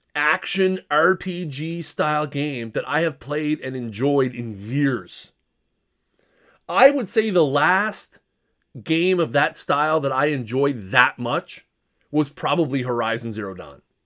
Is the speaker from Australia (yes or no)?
no; Canada; I'm a Canadian